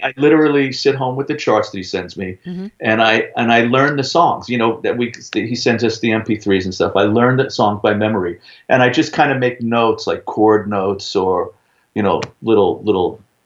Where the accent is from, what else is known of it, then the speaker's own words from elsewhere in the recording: New York City, New York, United States; accent: Bronx; I grew up in Highbridge, which is right up the block from Yankee Stadium